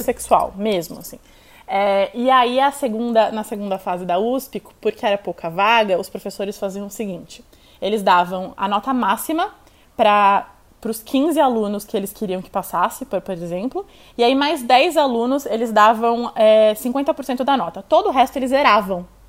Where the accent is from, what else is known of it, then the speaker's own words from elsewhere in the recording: São Paulo, Brazil; also born or lived in Itu; A gente foi para Itu, eu nasci aqui em São Paulo, quando eu tinha 12 anos, a gente foi morar em Itu